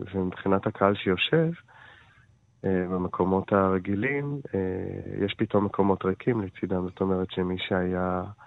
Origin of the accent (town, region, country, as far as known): Israel; also born or lived in Jaffa / Jerusalem